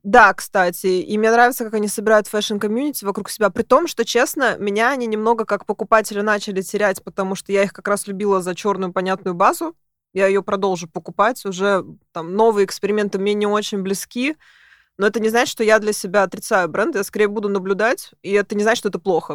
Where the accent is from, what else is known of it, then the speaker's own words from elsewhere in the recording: Moscow, Russia; я зажавшийся москвич. И сижу в Москве